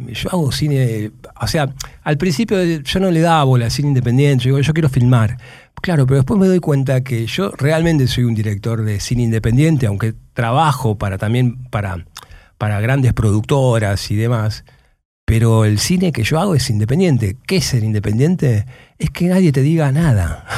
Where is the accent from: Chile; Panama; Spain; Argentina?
Argentina; Moreno, Buenos Aires Province; vengo de Moreno, vengo de tener un grupo de rock en Moreno